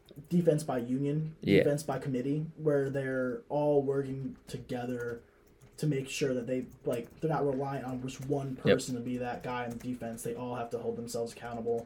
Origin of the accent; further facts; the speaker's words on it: next to St. Rose, New York, United States; now in Oswego, United States; St. Rose, which is right next to my hometown